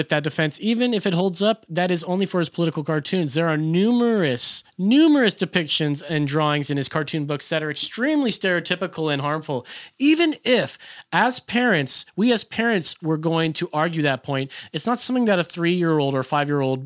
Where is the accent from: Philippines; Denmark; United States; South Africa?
Philippines; I'm Filipino